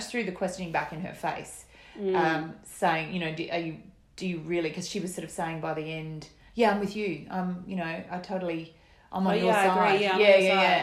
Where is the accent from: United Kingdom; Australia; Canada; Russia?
Australia; you are Australian